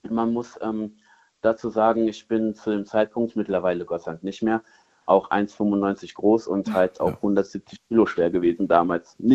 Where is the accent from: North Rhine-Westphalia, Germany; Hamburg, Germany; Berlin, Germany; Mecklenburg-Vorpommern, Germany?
North Rhine-Westphalia, Germany; Cologne; ich komme aus Hohlweide, also Köln-Hohlweide.